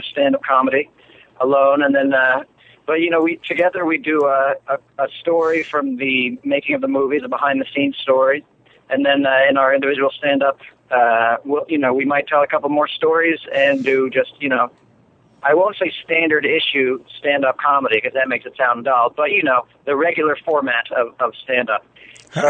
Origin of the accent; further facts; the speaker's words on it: New York City, New York, United States; I'm from New York City.